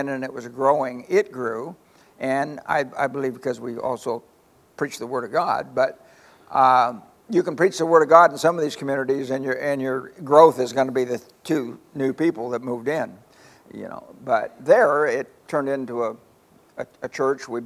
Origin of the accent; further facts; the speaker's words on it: Palo Cedro, California, United States; I was raised in a little community called Palo Cedro